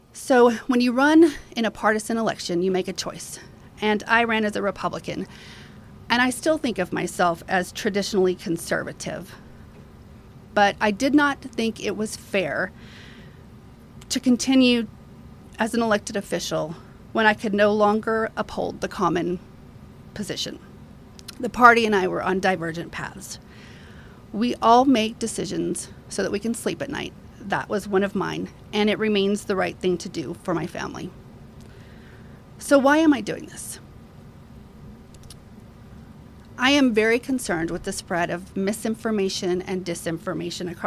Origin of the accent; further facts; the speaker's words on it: Alpine, Texas, United States; also born or lived in San Angelo, Texas / Austin, Texas / Fredericksburg, Texas; I'm an Alpine kid. I went to kindergarten at Alpine Elementary School, and I graduated from Alpine High School.